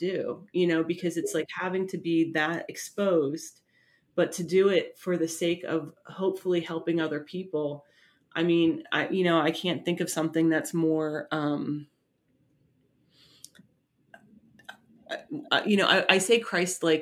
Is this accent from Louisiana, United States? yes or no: no; New Jersey, United States; we're both from Jersey